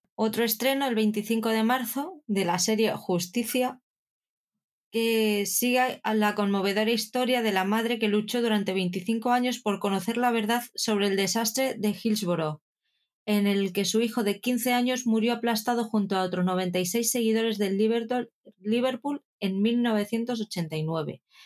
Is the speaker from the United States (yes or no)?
no; Spain; hablamos latino en España